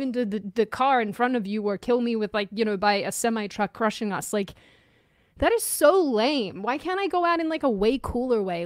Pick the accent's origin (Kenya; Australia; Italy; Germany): Australia; moved away; you bond over being Aussie